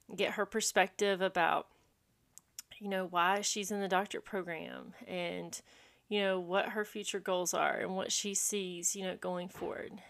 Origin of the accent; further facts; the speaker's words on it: Landrum, South Carolina, United States; I grew up in Landrum, South Carolina, a very small rural town